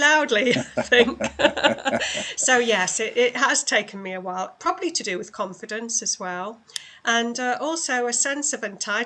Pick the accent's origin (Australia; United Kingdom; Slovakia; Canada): United Kingdom; just below Manchester, North West England; moved away as an adult; also born or lived in London; now in West Yorkshire, United Kingdom; I moved up to just below Manchester when I was 2.5